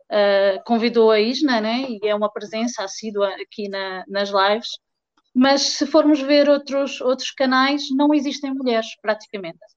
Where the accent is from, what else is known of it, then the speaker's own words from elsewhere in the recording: Portugal; also born or lived in Fortaleza, Brazil; uh, sou portuguesa.